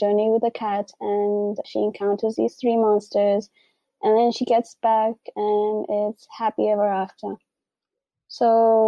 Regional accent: Mombasa, Mombasa County, Kenya; born there; But I was born in Mombasa.

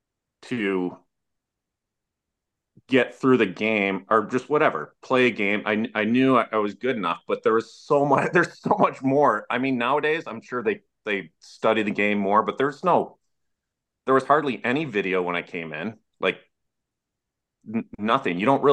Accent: Syracuse, New York, United States; I grew up in Syracuse

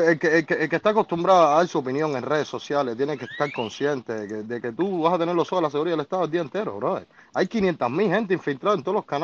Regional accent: Cuba; forma parte de, lo que, de lo que vivimos como cubanos

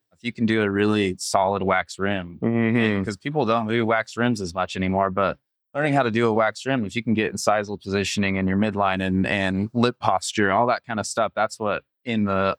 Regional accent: Utah, United States; also born or lived in Omaha, Nebraska; I grew up in Utah, so I've been there.

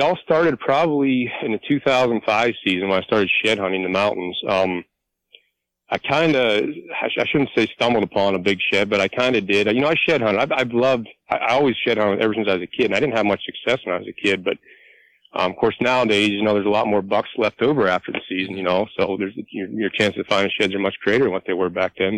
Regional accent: Clearfield County, Pennsylvania, United States; moved away as an adult; now in Tioga County, Pennsylvania, United States; I'm originally from Clearfield County, and I'm 43 years old

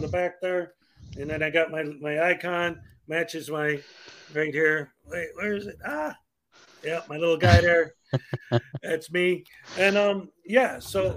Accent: Chicago, Illinois, United States; I'm from Chicago

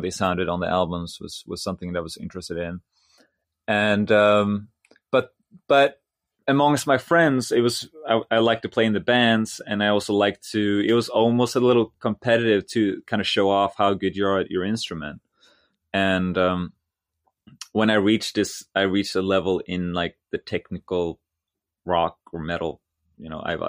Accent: Sweden; moved away as an adult; my elementary school was a music elementary school in my hometown

